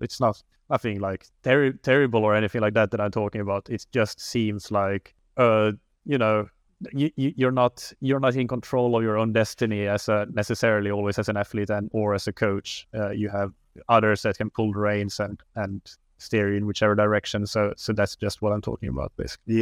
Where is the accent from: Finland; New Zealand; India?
Finland; moved away as an adult; also born or lived in Helsinki, Finland; now in Lisbon, Portugal; I am from Finland originally